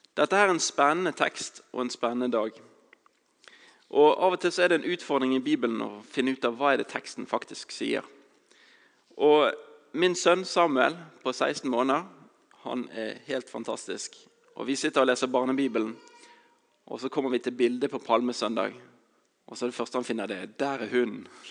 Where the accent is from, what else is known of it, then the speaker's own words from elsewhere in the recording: Bergen, Vestland, Norway; jeg kommer fra Bergen